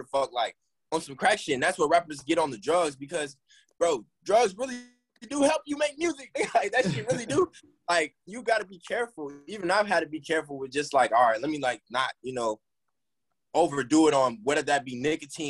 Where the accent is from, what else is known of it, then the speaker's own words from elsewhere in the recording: Gwinnett County, Georgia, United States; We all from Gwinnett, and I claim Gwinnett so hard